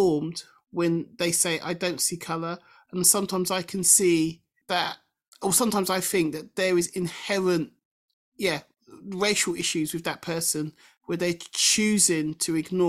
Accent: England, United Kingdom; I'm British because I'm born in this country and whatever, and I embrace Englishness and Britishness

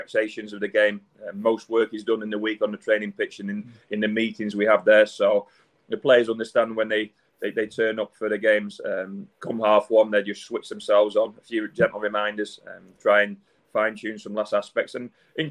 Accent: Wigan, North West England, United Kingdom; moved away; I wasn't born and bred in Manchester, just outside Wigan

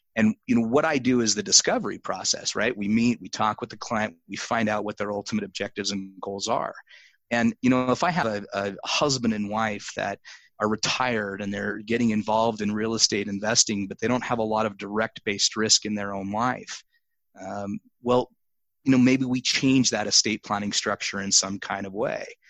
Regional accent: Utah, United States; My home state of Utah

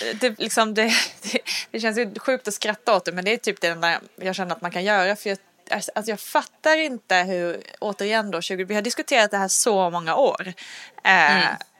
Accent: Sweden; vi svenskar

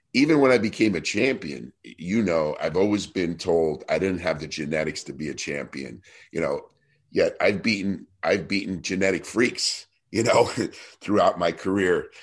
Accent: New Jersey, United States; I was this kid from New Jersey

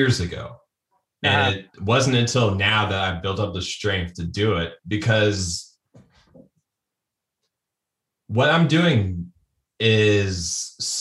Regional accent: Springfield, Ohio, United States; moved away as an adult; now in Columbus, United States; I'm in Columbus, Ohio. I was born in Springfield

